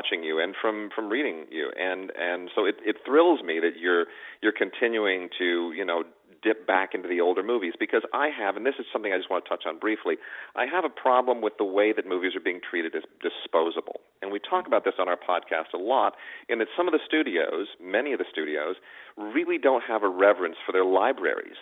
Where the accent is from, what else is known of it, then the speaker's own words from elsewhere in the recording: Los Angeles, California, United States; growing up in Los Angeles